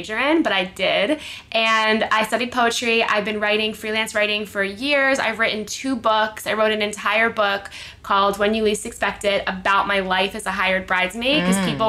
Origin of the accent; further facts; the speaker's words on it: Boca Raton, Florida, United States; South Florida, Boca Raton, where everyone from New York goes to retire. So people always want to know like how I grew up there